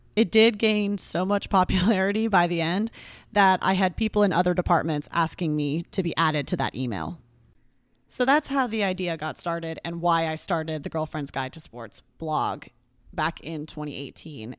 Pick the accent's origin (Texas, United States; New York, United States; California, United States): Texas, United States; I grew up in Texas and still live here.